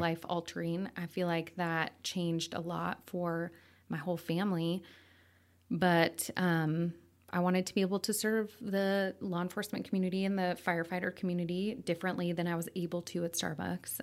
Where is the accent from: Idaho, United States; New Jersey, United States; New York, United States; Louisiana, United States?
Idaho, United States; Coeur d'Alene; also born or lived in Sandpoint, Idaho; I grew up here, born and raised